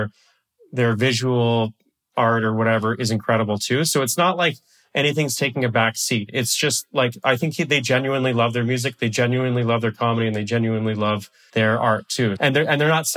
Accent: Canada; I am a Canadian

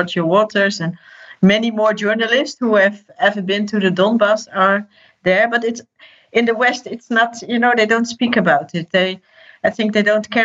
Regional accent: Netherlands; I'm from the Netherlands

